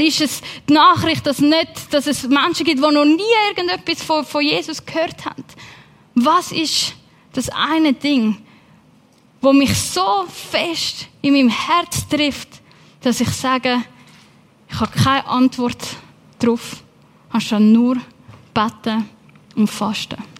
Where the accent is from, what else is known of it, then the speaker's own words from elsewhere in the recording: Switzerland; also born or lived in England; bei uns in der Schweiz